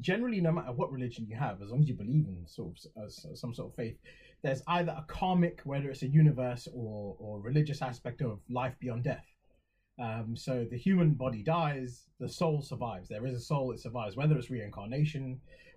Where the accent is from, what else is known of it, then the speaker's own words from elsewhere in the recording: Halifax, Yorkshire and the Humber, United Kingdom; first language English; I might have been born in Halifax